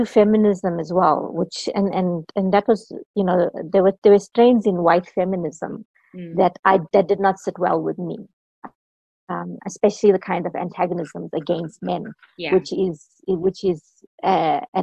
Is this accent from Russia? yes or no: no; South Africa; I'm South African.